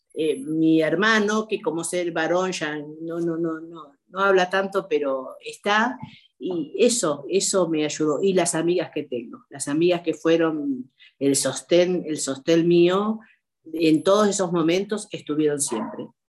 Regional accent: Argentina; como argentina

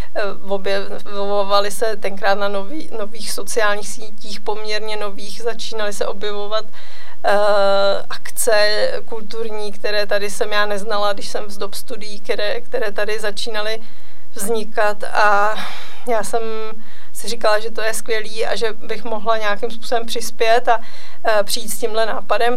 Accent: Mariánské Lázně, Karlovy Vary Region, Czechia; Já jsem se narodila v Mariánských lázních v roce 79, takže ještě eh, v minulém režimu, takže já jsem těch prvních deset let prožila

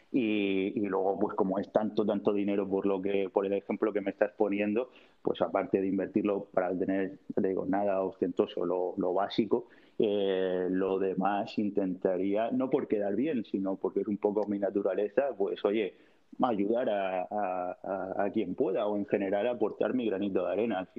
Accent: Cabo de Palos, Region of Murcia, Spain; Me iría a cabo de palos de donde soy yo

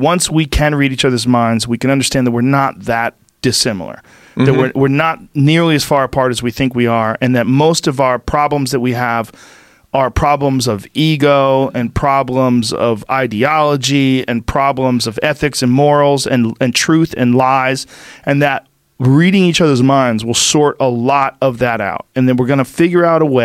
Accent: Boston, Massachusetts, United States; I'm from Boston

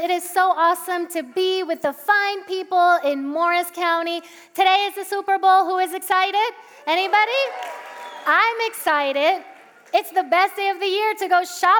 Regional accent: Puerto Rico; English is a second language; now in Parsippany, United States; I'm Puerto Rican, so I grew up in Puerto Rico, and I went to an immersion school. I was taught by American missionaries. That's how I learned English.

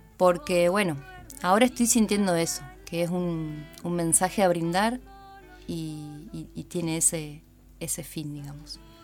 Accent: Paraná, Entre Ríos, Argentina; also born or lived in Buenos Aires; me mudé a la ciudad de Paraná a los seis años

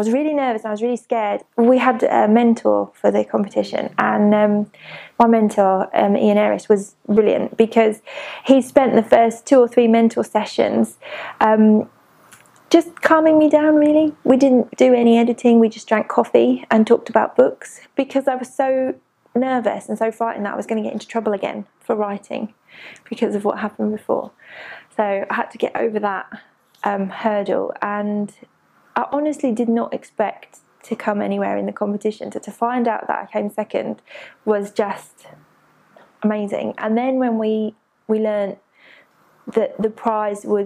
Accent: Peterborough, East of England, United Kingdom; moved away as an adult; now in Barking, United Kingdom; I'm originally from Peterborough, but I've lived in Barking the last 6 years

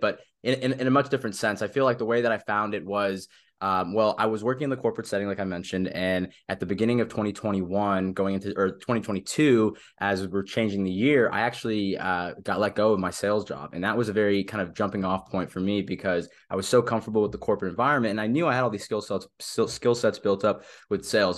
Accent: Southern California, United States; moved away as an adult; also born or lived in Manhattan, New York; I'm originally from Southern California, born and raised there

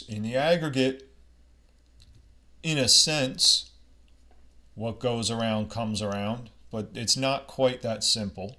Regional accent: United States; I'm from America

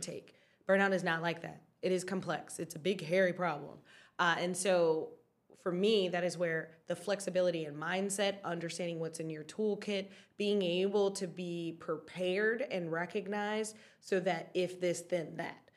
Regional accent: Detroit, Michigan, United States; I am from Detroit

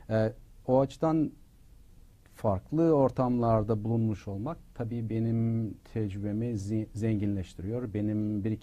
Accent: Turkey; moved away; hayır ben hala kendimi e, bir Türk olarak düşünürüm. E, Türkiye'yi temsil ettiğim düşüncesindeyimdir. Çünkü herkes benim Türk olduğumu biliyor.

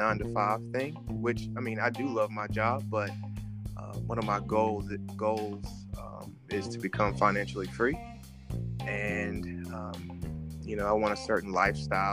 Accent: North Carolina, United States; moved away as an adult; now in Washington, D.C., United States; I'm from North Carolina

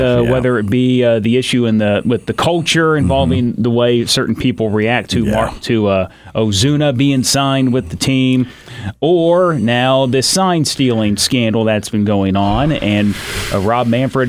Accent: Illinois, United States; I'm from Illinois, big Chicago fan

